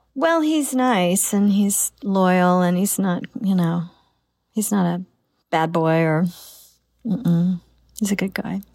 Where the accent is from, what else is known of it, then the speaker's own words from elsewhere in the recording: Oklahoma, United States; My daughter, we came all this way from Oklahoma